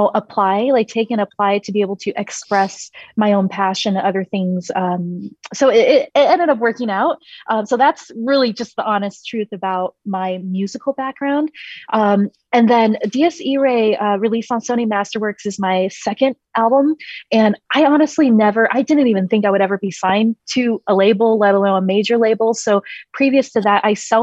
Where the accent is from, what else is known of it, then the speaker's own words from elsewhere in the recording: China; I was born in China in the year 1985. And I was raised by very, very conservative, traditional Chinese, obviously, classical musician parents